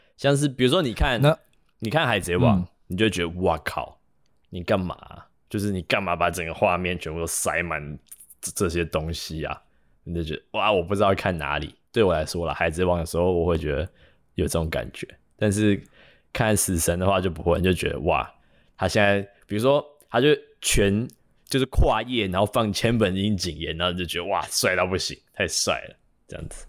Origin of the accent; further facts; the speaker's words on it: Taiwan; 我们是台湾人